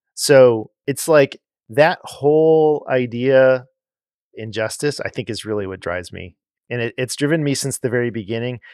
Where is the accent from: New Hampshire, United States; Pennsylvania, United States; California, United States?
California, United States; Los Angeles; moved away as an adult; growing up in Los Angeles